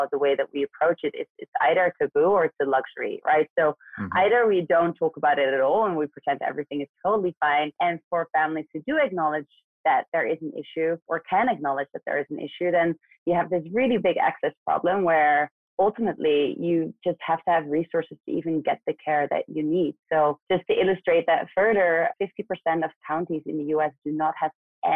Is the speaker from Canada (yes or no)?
no; Netherlands; moved away as an adult; also born or lived in New York; now in United States; I'm actually born and raised in Western Europe, so in the Netherlands.